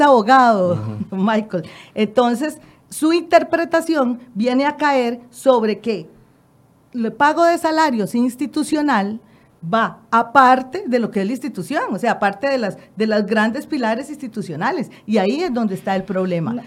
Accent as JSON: {"language": "Spanish", "country": "Costa Rica", "said": "es el producto de lo que somos los costarricenses"}